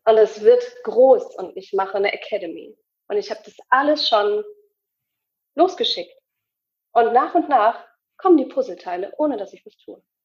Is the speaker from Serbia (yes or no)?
no; Hamburg, Germany; ich komme aus Hamburg